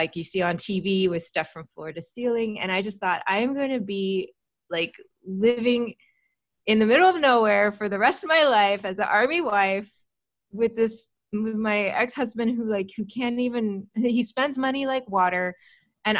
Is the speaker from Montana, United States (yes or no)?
no; Austin, Texas, United States; also born or lived in California; now in Los Angeles, United States; I was born in California, but I grew up in Texas. I grew up in Austin. Mostly, I spent my teenage years there